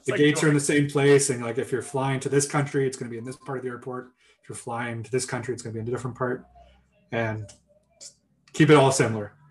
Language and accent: English; Kingston, Ontario, Canada; moved away; also born or lived in Yukon